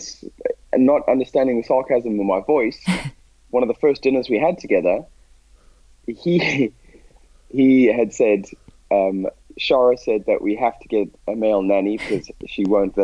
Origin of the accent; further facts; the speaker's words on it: Botswana; moved away as an adult; I grew up in Botswana in a tiny town where these sports don't exist.